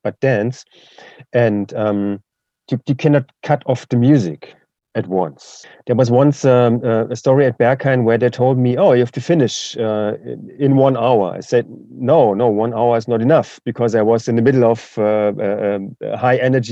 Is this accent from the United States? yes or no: no; eastern Germany, Germany; English is a second language; So I'm from Eastern Germany